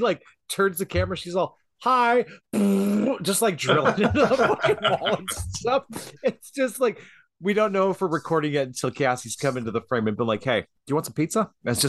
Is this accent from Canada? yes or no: yes; Canada; I'm like Canadian. Canadians stab.